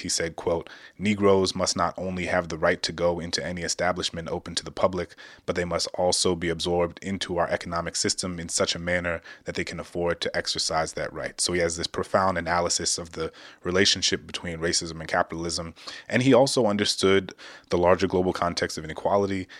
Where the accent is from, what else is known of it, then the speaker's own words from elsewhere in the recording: Louisiana, United States; my home state of Louisiana